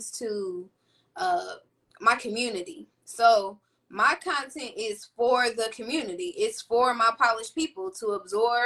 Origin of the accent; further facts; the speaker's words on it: Indianapolis, Indiana, United States; I've been born and raised in Indianapolis, Indiana